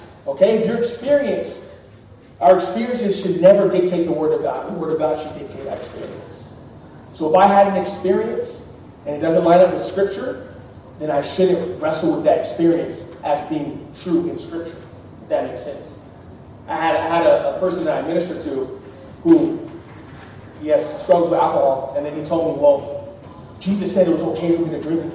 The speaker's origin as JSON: {"language": "English", "town": "Austin", "region": "Texas", "country": "United States", "moved": "yes", "said": "I'm from Austin, but I'm here"}